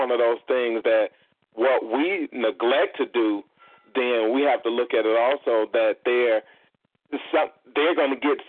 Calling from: Indiana, United States; I'm in Indiana.

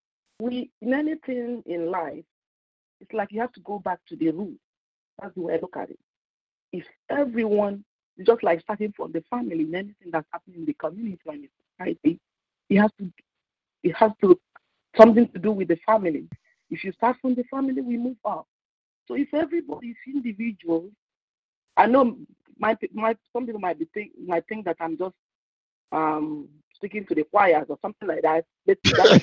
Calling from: California, United States; I'm calling from California.

